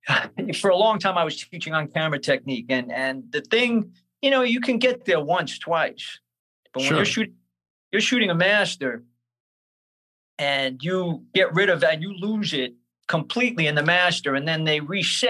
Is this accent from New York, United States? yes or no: yes; Brooklyn, New York, United States; born or raised there